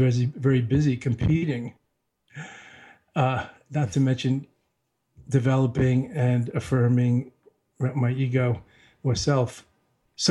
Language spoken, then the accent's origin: English; New York, United States; I told him I'm from New York, and I just graduated from college